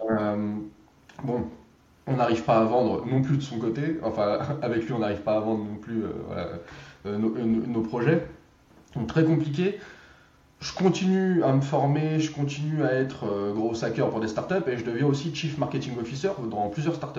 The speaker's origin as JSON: {"language": "French", "town": "Drancy", "region": "Île-de-France", "country": "France", "tie": "born or raised there", "said": "j'habitais le 93, à Drancy"}